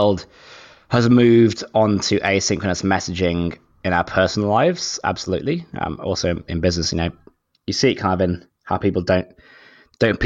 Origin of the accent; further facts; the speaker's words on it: United Kingdom; moved away as an adult; now in Sydney, Australia; I'm actually British, but I live in Sydney, Australia. So I've been here for maybe 11, 12 years